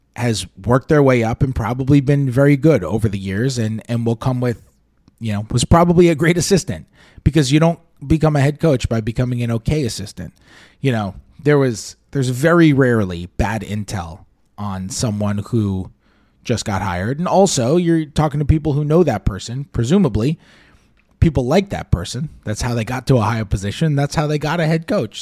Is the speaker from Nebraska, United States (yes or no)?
no; New York City, New York, United States; I'm from New York City. When I, I grew up in the nineties in New York